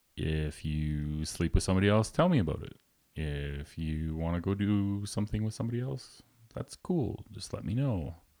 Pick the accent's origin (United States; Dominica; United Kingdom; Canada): Canada; rural Alberta; Very small town, rural Alberta